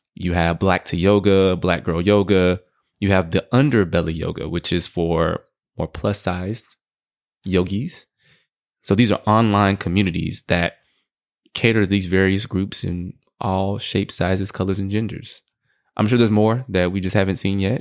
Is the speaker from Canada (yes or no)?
no; Houston, Texas, United States; I'm from Houston, Texas